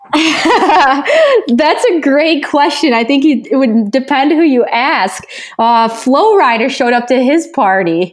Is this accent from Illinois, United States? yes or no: yes; Chicago, Illinois, United States; we're both from the Chicagoland area.